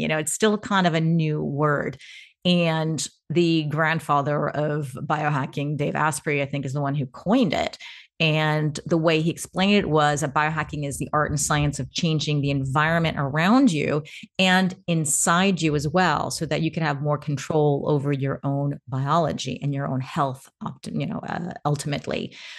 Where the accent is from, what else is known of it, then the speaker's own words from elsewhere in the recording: United States; now in Portugal; And I am American-Ukrainian. I am also a nomad. So although you know it's hard to pin me down, today I'm in Portugal.